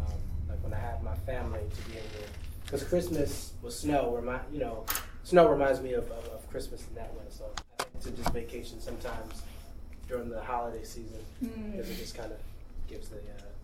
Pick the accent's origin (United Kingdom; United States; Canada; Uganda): United States; Philadelphia, Pennsylvania; moved away; I'm from Philly, and, you know, it snows up there and stuff, and down here it kind of doesn't.